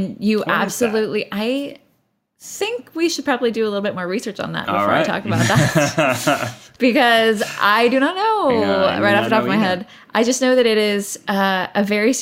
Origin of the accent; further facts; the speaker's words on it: Houston, Texas, United States; We're both from Houston